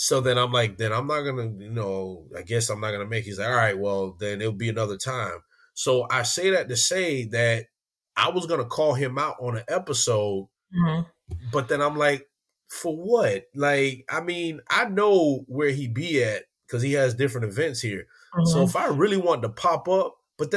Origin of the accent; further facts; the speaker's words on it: Miami, Florida, United States; I always say I'm from Miami